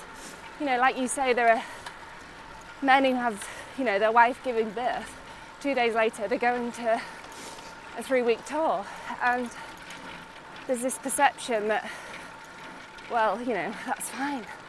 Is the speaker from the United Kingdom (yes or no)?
yes; Otley, Yorkshire and the Humber, United Kingdom; moved away as an adult; now in Monaco; I grew up in Otley my whole life.